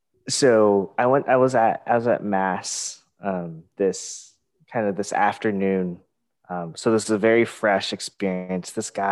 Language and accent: English; Philippines; I was like, oh, I'm Filipino. That's really cool.